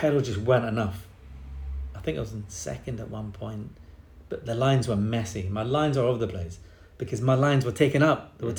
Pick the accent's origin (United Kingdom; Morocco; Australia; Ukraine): United Kingdom; England; also born or lived in Scotland; And I think there was a little bit of a argument with Chris Hoy's dad and my dad, because of course I'm Scottish.